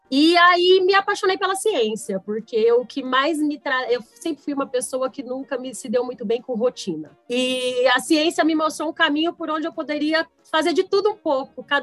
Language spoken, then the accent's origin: Portuguese; São José do Rio Preto, São Paulo, Brazil; Eu sou de São José do Rio Preto, no interior aqui do estado de São Paulo.